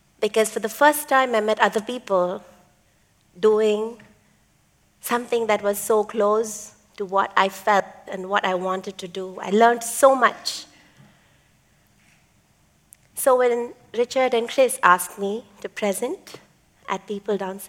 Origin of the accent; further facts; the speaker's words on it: Chennai, Tamil Nadu, India; first language Tamil; English is a second language; Chennai, India, my hometown.